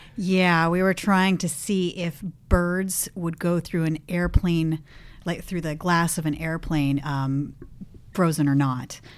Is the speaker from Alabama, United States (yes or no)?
no; Los Gatos, California, United States; moved away as an adult; now in San Francisco, United States; I grew up in Las Gatas